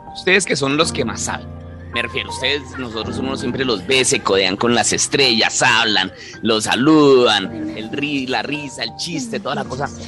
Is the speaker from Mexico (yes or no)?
no; Colombia; yo como colombiano